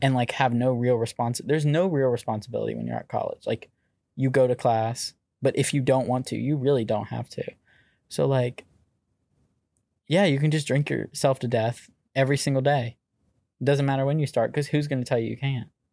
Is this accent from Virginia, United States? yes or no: yes; Virginia Beach, Virginia, United States; also born or lived in Chesapeake; I'm from Virginia Beach. That's where I was raised.